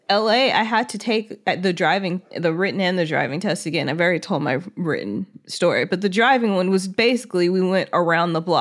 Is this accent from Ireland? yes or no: yes; Ireland; I'm from Ireland, and the driving test here tends to be quite difficult to pass.